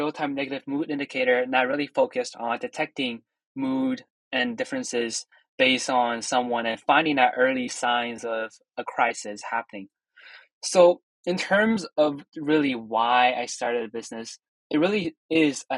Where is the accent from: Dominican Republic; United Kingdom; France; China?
China; Quzhou, Zhejiang; also born or lived in Ridley College, Canada; now in Canada; I'm Chinese, so I'm from China, a very small city named Quzhou that is 5 hours away from Shanghai.